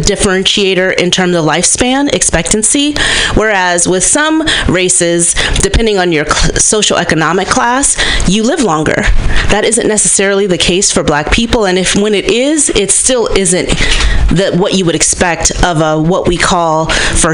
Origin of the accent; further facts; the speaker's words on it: Berkeley, California, United States; A Gen X black woman, born and raised in Berkeley, California.